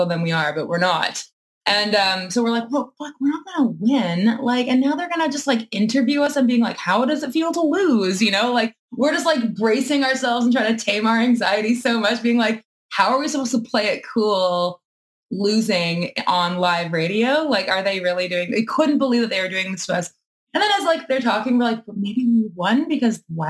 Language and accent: English; Winnipeg, Manitoba, Canada; we're from Winnipeg